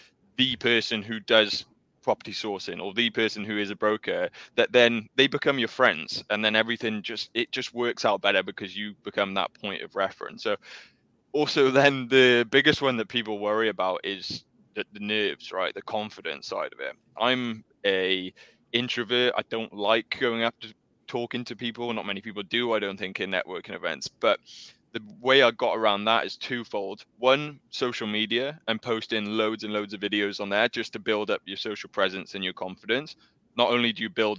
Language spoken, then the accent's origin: English; South Wales, United Kingdom; My background, I'm from South Wales.